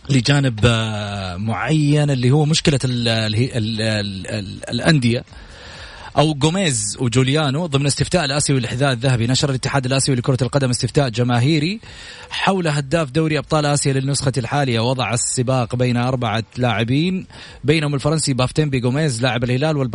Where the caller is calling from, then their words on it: Jeddah, Makkah Province, Saudi Arabia; من جده